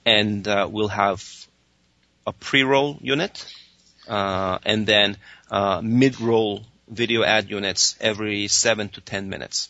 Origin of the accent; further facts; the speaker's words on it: Spain; now in United States; I was raised in Spain, and you know, my parents still live there. I moved there when I was 2 years old